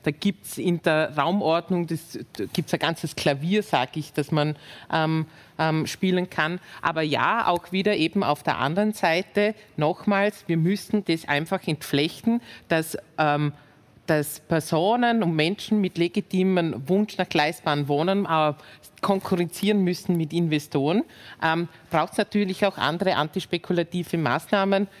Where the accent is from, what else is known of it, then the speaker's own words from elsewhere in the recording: Vorarlberg, Austria; ich komme aus dem Bundesland, ähm, aus Vorarlberg, wo quasi das als, als Nationsmotto ist, Schaffer, Schaffer, Hüslebauer